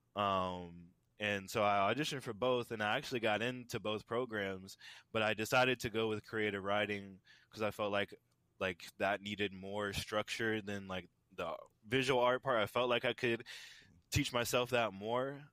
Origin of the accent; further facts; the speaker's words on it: Tampa, Florida, United States; I am born and raised in Tampa, Florida